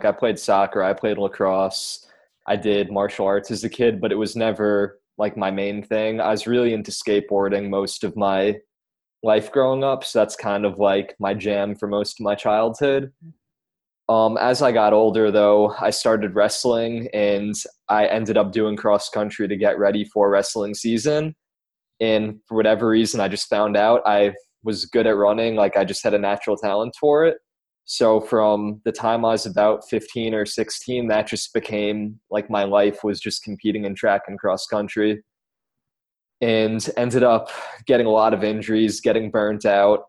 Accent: Long Island, New York, United States; I'm from Long Island

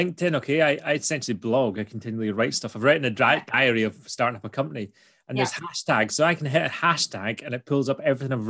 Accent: Scotland, United Kingdom; If we're too Scottish to be understood by bots

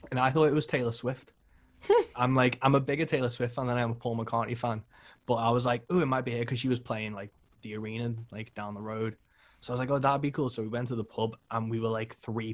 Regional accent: Liverpool, North West England, United Kingdom; I'm from Liverpool

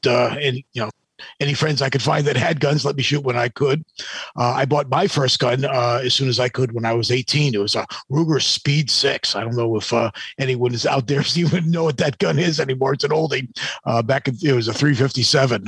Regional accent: New Hampshire, United States; I grew up in New Hampshire.

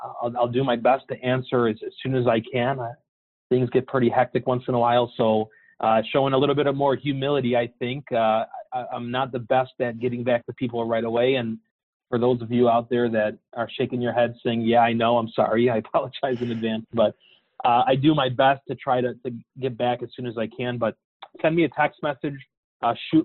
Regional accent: Chicago, Illinois, United States; I'm from Chicago

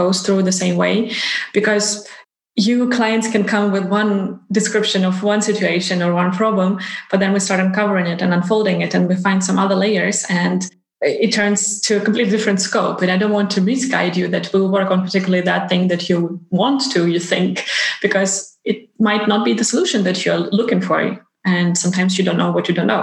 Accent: Ukraine; now in Iceland; I'm originally from Ukraine and my family is still there

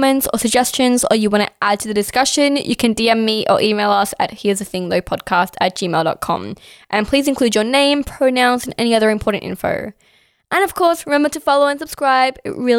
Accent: Pakistan; Yeah, I mean, I'm Pakistani. So we're eating samosas, we're eating spring rolls.

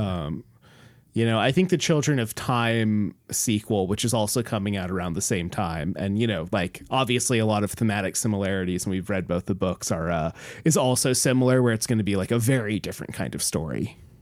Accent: Homer, Alaska, United States; moved away; we grew up in Homer

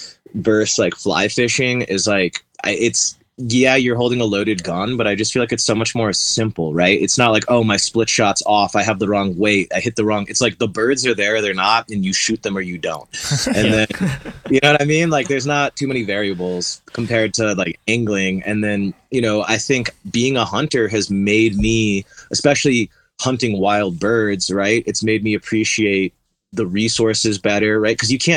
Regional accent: East Coast, United States; I'm from the East Coast originally

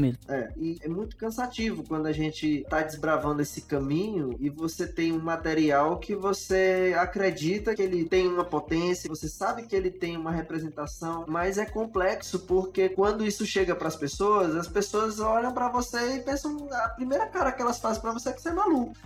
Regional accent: Teresina, Piauí, Brazil; eu sou teresinense e eu gosto de observar a minha cidade

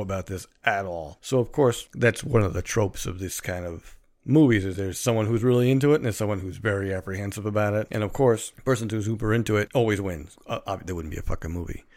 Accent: New York City, New York, United States; we live in Queens. We're from Queens

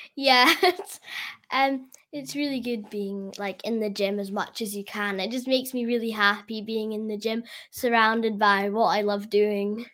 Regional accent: Scotland, United Kingdom; I'm from Scotland

